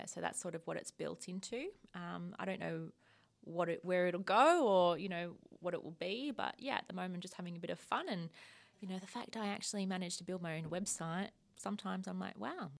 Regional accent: rural Victoria, Australia; moved away as an adult; also born or lived in Queensland; now in Western Australia, Australia; I grew up in, um, rural Vic

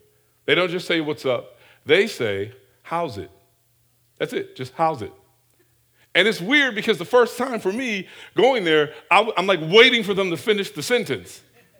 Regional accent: Detroit, Michigan, United States; moved away; also born or lived in Hawaii; For example, I'm from Detroit.

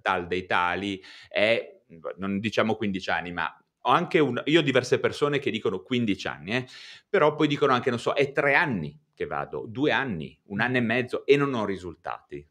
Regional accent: Genoa, Liguria, Italy; io sono di Genova

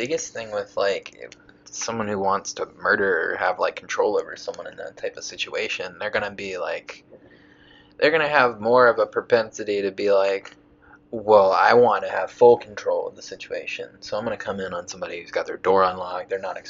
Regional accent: Garner, North Carolina, United States; I'm from Garner, but I'm like actually from a place called the Cleveland community.

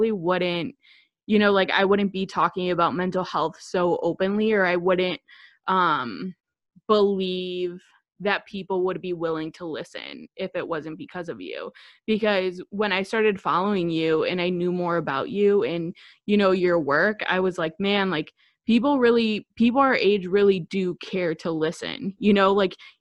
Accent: Chicago, Illinois, United States; I'm 24 years old. I'm from Chicago.

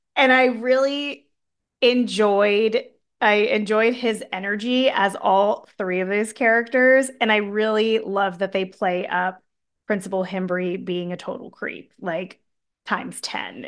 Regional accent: San Diego, California, United States; I'm from San Diego

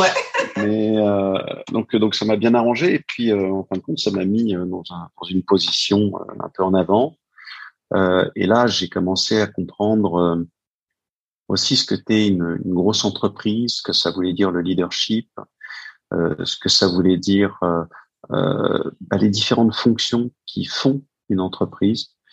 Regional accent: France; also born or lived in New York, United States; je suis français

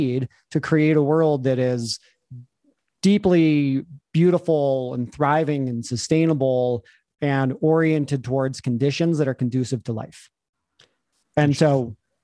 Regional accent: Taos, New Mexico, United States; moved away as an adult; also born or lived in Albuquerque, New Mexico / New York; I grew up in Taos, New Mexico.

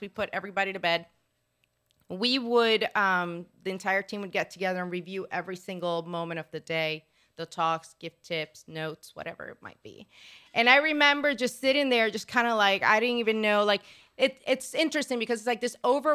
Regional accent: Puerto Rico; moved away; also born or lived in Florida; I'm originally from Puerto Rico

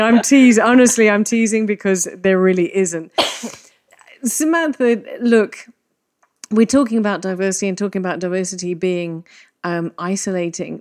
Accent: England, United Kingdom; now in Malta; I'm English

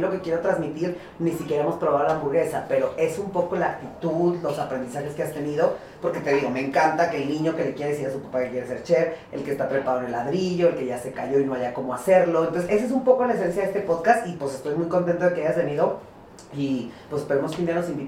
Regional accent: Jiménez, Chihuahua, Mexico; moved away; also born or lived in Torreón; yo soy de Torreón, y, eh, soy de Torreón y crecí en Jiménez, Chihuahua, en fin, de todo norteño.

